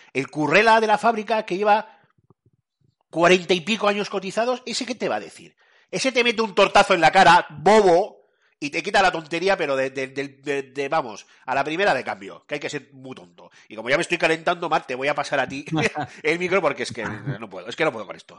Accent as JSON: {"language": "Spanish", "country": "Spain", "said": "Como somos un país, somos españoles"}